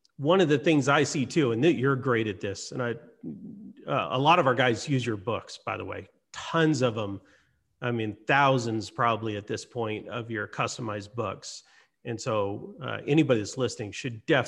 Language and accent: English; Hawaii, United States; moved away; also born or lived in Lahaina, Hawaii; I grew up in Hawaii most of my life.